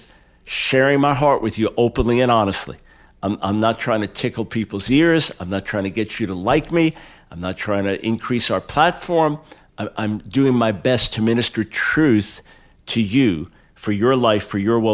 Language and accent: English; United States; I'm an American